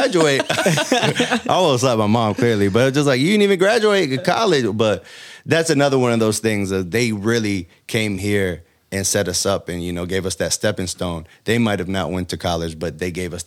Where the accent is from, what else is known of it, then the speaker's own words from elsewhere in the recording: United States; I'm American. I was born here.